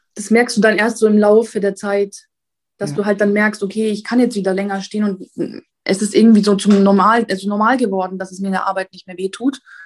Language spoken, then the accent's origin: German; Italy; ich bin Italienerin